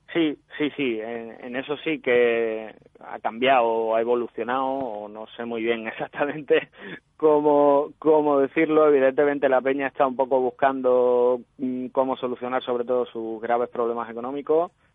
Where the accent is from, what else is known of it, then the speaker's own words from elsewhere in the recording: Seville, Andalusia, Spain; como buenos sevillanos